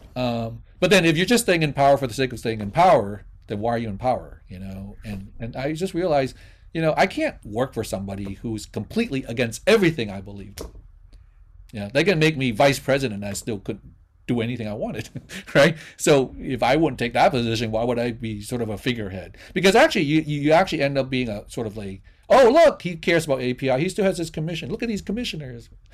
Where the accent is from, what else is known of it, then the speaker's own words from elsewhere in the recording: Vietnam; now in United States; I'm a Vietnamese person living in the United States.